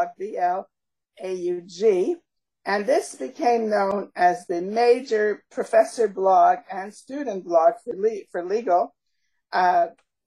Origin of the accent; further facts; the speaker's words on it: Canada; also born or lived in Montreal / Toronto; we are Canadian